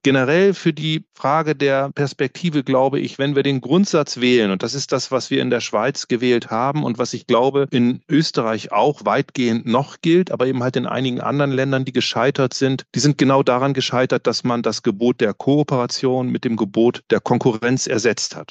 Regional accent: Germany; now in Switzerland; in Deutschland. Äh, das ist ja, wie man vielleicht hört, mein Heimatland

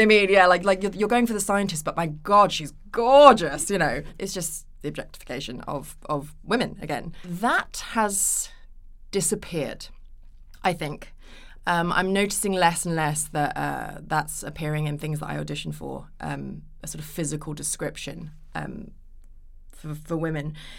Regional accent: United Kingdom; also born or lived in Japan / Los Angeles, United States; we came back to the U K, and that's where I did the majority of my growing up

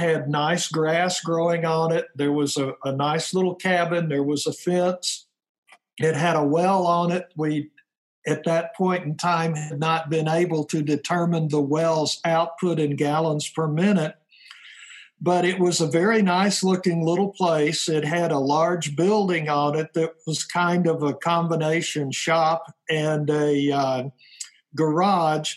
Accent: Tennessee, United States; now in North Idaho, United States; I was born and raised in Tennessee

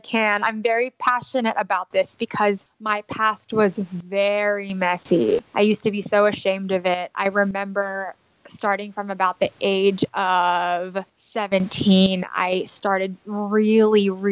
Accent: Dallas, Texas, United States; moved away as an adult; also born or lived in Philippines / New York City; I was born in the Philippines. And my family moved to Texas when I was 6 years old. And they actually still live in Dallas, Texas

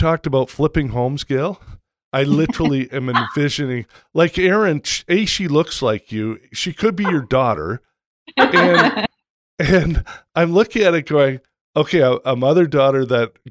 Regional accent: Toronto, Ontario, Canada; moved away as an adult; also born or lived in Vancouver, Canada / Bend, Oregon; I grew up in Toronto

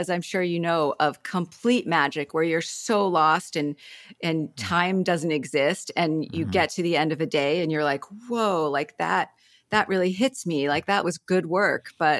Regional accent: Ohio, United States; now in Mill Valley, United States; I grew up in Ohio.

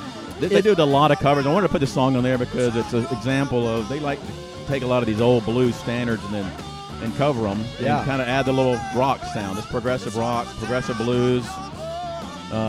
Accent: Atlanta, Georgia, United States; Born and raised in Atlanta, GA.

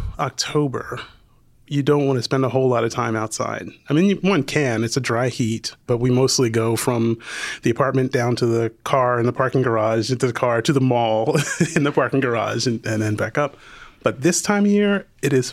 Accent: United States; moved away as an adult; also born or lived in Bed-Stuy, Brooklyn, New York; now in Abu Dhabi, United Arab Emirates; I'm extremely American

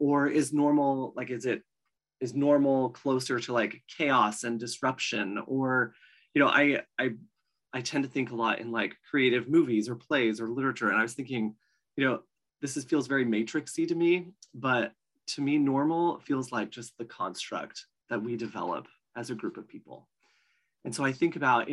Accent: Oregon, United States; I'm from Oregon

